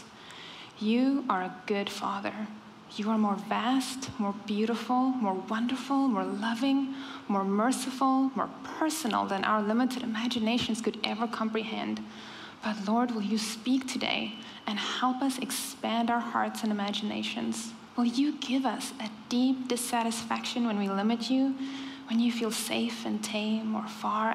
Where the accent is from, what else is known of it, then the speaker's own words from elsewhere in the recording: South Africa; first language Afrikaans; English is a second language; moved away; I am the other South African here